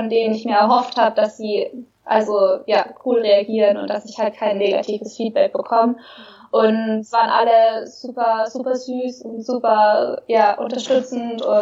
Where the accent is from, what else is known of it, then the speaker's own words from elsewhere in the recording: Bavaria, Germany; ich bin in Oberbayern groß geworden, in einem kleinen Dorf.